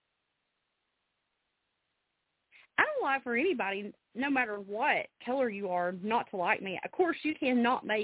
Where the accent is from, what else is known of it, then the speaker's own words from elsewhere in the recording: Alabama, United States; I'm originally from Alabama